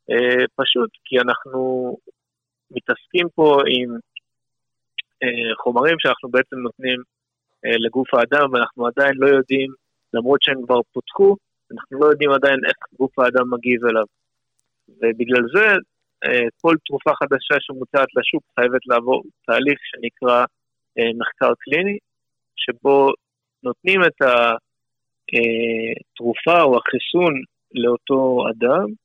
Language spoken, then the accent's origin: Hebrew; Canada; now in Beersheba, Israel; אני מקנדה האנגלית